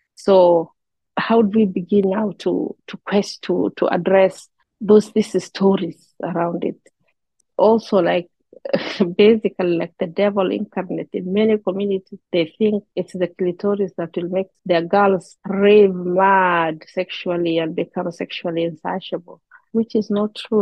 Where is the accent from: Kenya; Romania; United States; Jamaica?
Kenya; moved away as an adult; now in Canada; I am from Kenya. I have been in Canada for the last four years